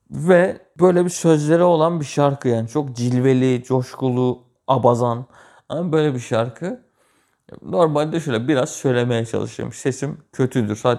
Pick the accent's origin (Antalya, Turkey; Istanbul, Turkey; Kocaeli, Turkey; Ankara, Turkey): Kocaeli, Turkey; Gölcük; also born or lived in Kütahya; Ben 7 Kasım 96'da doğdum. Kütahya'da doğdum. Sonrasında biz bir 6-7 ay sonra şey geldik. Kocaeli'ye, Gölcük'e geldik.